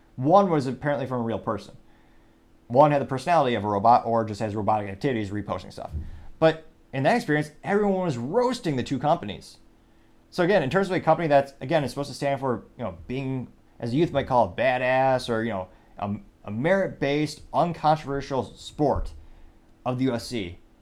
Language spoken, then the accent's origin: English; United States; I'm an American